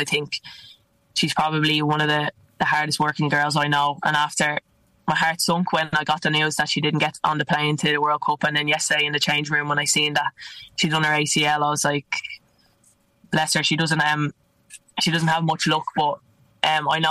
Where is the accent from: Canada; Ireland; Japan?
Ireland; also born or lived in Italy; now in London, United Kingdom; us Irish